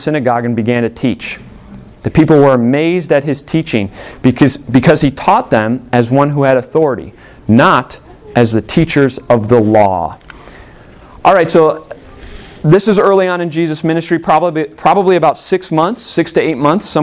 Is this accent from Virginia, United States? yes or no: no; Illinois, United States; born or raised there